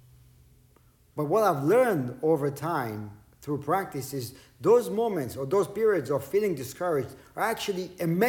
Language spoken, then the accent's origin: English; Israel; English is a second language; moved away; Growing up in Israel, not a whole lot was translated to Hebrew. Not a whole lot was, my English wasn't that great